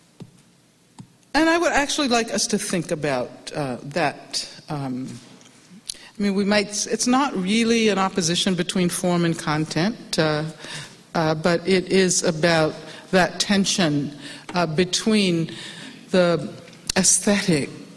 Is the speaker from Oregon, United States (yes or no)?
no; Alabama, United States; I grew up in Alabama